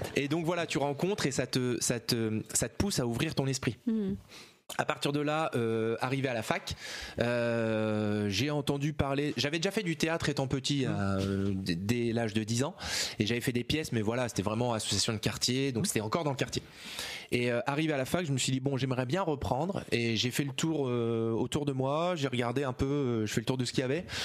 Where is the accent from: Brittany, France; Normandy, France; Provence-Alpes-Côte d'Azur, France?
Normandy, France; Rouen; venant de, de des Hauts de Rouen